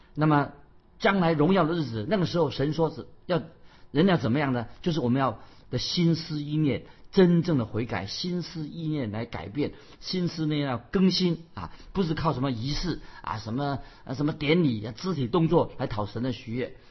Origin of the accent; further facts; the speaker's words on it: China; 我们中国人有一句话，俗语说“居安思危”